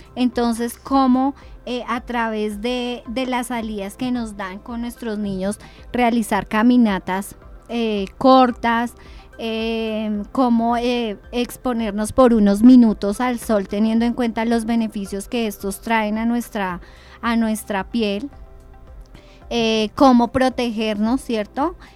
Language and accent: Spanish; Sopó, Cundinamarca, Colombia; como soposeños